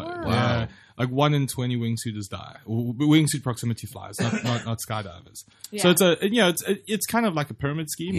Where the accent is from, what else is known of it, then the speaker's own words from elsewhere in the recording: Durban, KwaZulu-Natal, South Africa; it's my hometown where I grew up. The best way to think of Durban is Hawaii